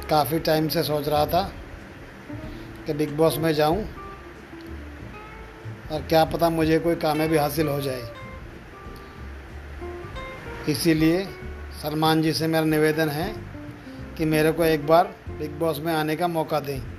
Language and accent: Hindi; Ghaziabad, Uttar Pradesh, India; मैं गाजियाबाद यूपी का रहने वाला हूँ